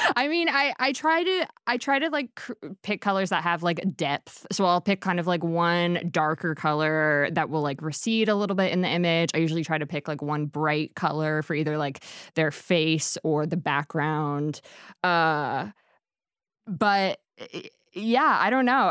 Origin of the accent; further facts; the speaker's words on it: Harleysville, Pennsylvania, United States; I'm from Harleysville, Pennsylvania